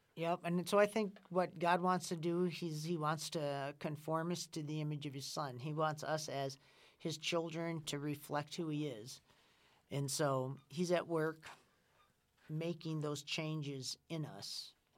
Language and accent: English; Winona, Minnesota, United States; I'm from Winona, Minnesota